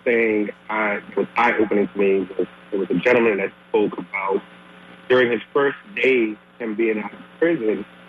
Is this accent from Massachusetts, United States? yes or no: yes; Massachusetts, United States; I'm originally from Massachusetts, and I grew up in the neighborhood that wasn't the greatest to start my life.